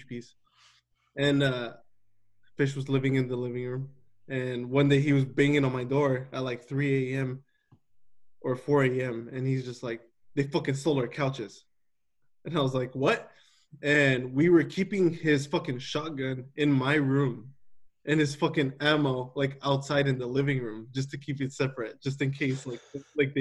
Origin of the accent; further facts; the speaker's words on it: Salinas, California, United States; I grew up in Salinas, California, where gang violence is pretty normal